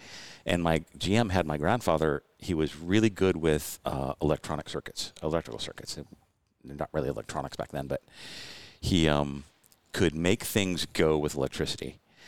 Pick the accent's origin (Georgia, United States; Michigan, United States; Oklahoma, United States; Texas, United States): Michigan, United States; Detroit; moved away; I was born in Detroit, north of Detroit